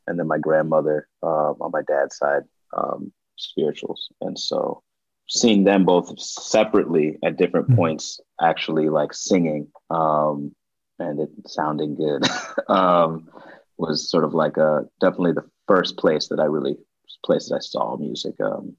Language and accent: English; Chicago, Illinois, United States; I grew up in Rogers Park, where I live now, like literally down the street from where I grew up. And it's like the furthest north neighborhood in the city.